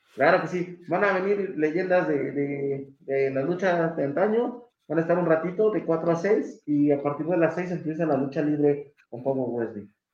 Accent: Mexico City, Mexico; soy de la Ciudad de México

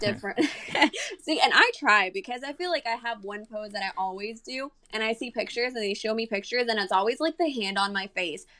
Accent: San Antonio, Texas, United States; also born or lived in Monterrey, Mexico; I am from Monterrey, but I've been living here in San Antonio since I was, like, maybe, like, nine years old

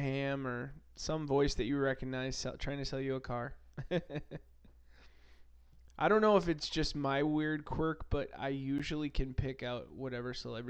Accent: United States; I'm an American.

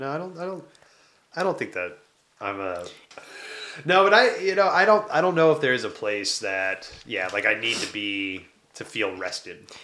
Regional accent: Detroit, Michigan, United States; So I was born in Detroit.

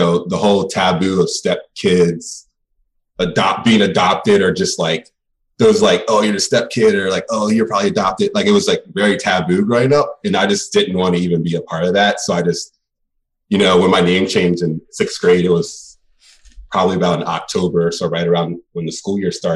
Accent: Baltimore, Maryland, United States; also born or lived in Hagerstown, Maryland / New York; I spent fifth through 12th grade in Baltimore. So I lived here most of my life. So I stayed from Baltimore, but I was born and raised in Hagerstown for the first 10 years.

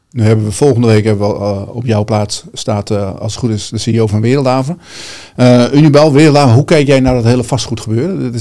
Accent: India; Uit India.

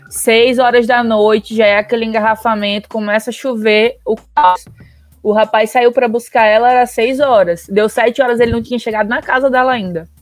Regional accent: Natal, Rio Grande do Norte, Brazil; eu sou de Natal

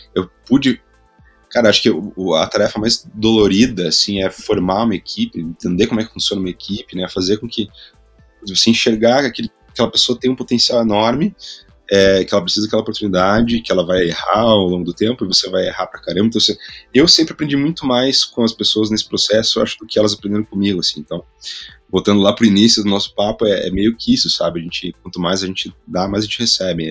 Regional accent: Curitiba, Paraná, Brazil; also born or lived in Spain; sou de Curitiba, vou contextualizar um pouco, né? Nasci na, na, na periferia de Curitiba

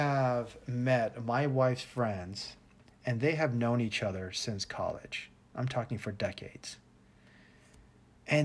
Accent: United States; moved away as an adult; now in Thailand; as a Westerner, as an American

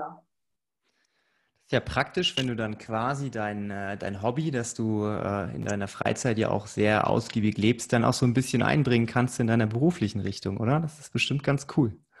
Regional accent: Bavaria, Germany; ich komme ja aus dem Erz erzkonservativen Bayern

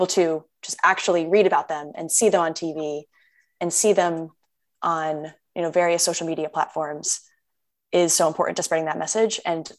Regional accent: Connecticut, United States; I grew up in Connecticut

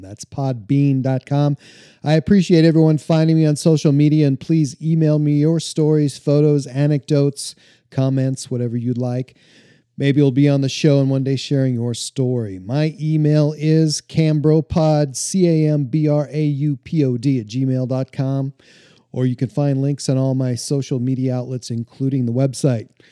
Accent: Montana, United States; growing up in Montana, I grew up out on the prairie, out in the middle of nowhere

